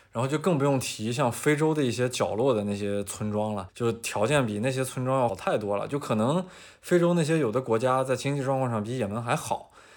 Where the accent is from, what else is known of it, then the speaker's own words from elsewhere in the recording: northern China, China; 因为我小时候在北方嘛，在北方的那种机关大院儿里边儿长大的